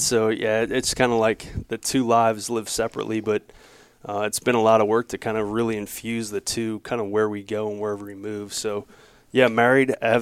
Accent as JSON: {"language": "English", "town": "New Orleans", "region": "Louisiana", "country": "United States", "tie": "born or raised there", "moved": "as an adult", "said": "originally born and raised in New Orleans, Louisiana"}